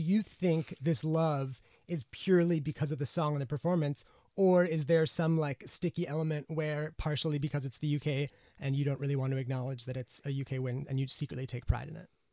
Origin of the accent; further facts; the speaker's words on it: United States; now in United Kingdom; as an American